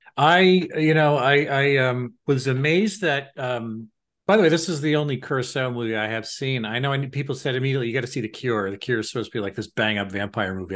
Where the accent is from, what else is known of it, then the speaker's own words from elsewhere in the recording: New York, United States; growing up in New York